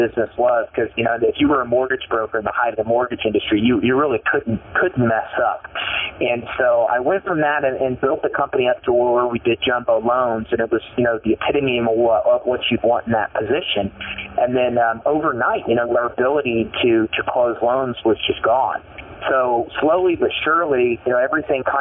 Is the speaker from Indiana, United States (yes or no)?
yes; Elwood, Indiana, United States; I grew up in a small town in Indiana called Elwood, Indiana, a little farm community of about 9,000 people.